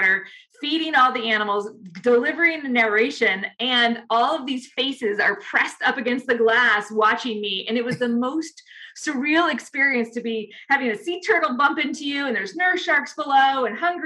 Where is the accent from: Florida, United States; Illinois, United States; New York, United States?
Illinois, United States; Chicago; I grew up in Chicago, and I, you know, was the little girl that lived along the Great Lakes